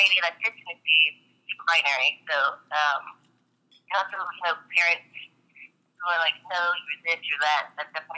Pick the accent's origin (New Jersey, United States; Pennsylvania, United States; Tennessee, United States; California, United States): Tennessee, United States; born and raised in Tennessee